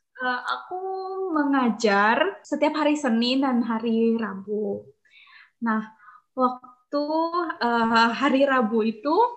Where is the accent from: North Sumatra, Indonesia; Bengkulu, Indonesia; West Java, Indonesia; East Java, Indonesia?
East Java, Indonesia; Malang; aku besar di Malang. Tidak hanya menghabiskan masa kecil sih, aku di Malang sampai aku lulus kuliah.